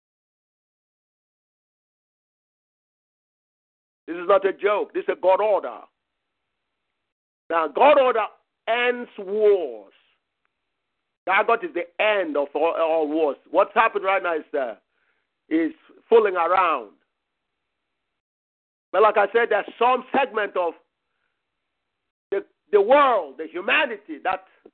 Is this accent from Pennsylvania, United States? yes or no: no; Michigan, United States; I'm from Michigan.